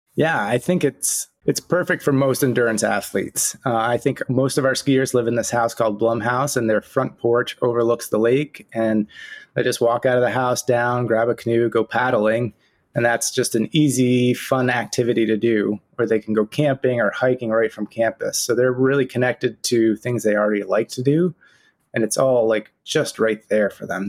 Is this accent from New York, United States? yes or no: yes; Saranac Lake, New York, United States; I grew up in Saranac Lake